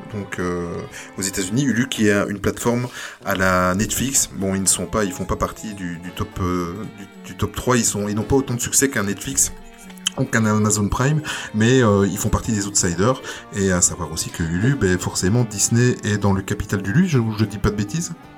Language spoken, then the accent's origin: French; Belgium; chez nous en Belgique